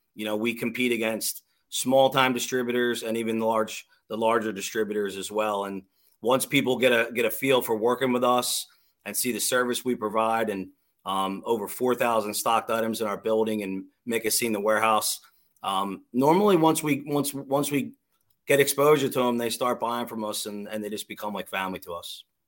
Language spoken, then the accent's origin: English; Drexel Hill, Pennsylvania, United States; also born or lived in Springfield, Pennsylvania; I'm I'm born and bred in Delco. I live in I grew up in Drexel Hill. I live I live in Springfield now